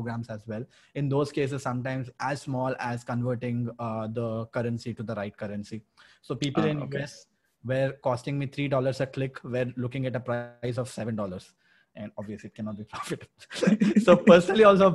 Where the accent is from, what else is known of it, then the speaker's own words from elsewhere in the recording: Berhampur, Odisha, India; I'm from Barampur